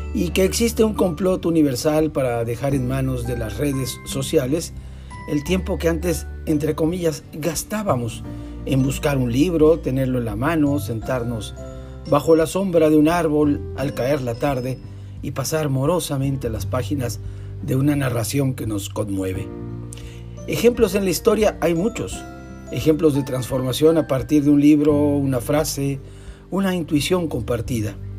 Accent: Tampico, Tamaulipas, Mexico; en Tampico, donde yo nací

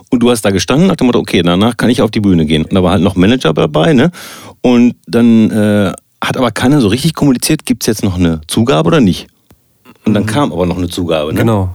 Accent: Soest, North Rhine-Westphalia, Germany; ich komme zwar aus Soest und nicht aus Bielefeld

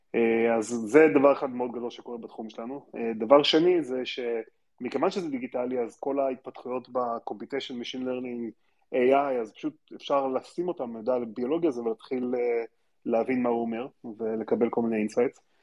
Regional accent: Israel; also born or lived in Stanford, United States; נולדתי בארץ

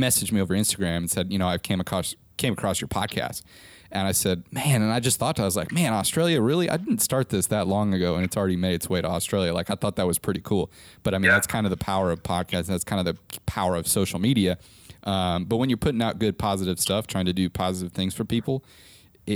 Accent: Nebraska, United States; I'm originally from Nebraska, which is crazy, middle of America

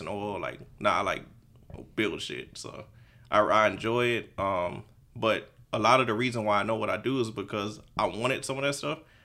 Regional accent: Houston, Texas, United States; I'm from Houston. Um, I'm on the nor-, from the north side

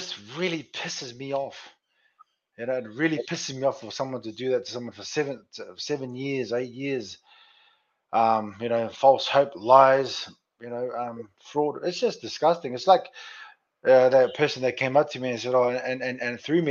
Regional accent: Sydney, New South Wales, Australia; my hometown of Sydney

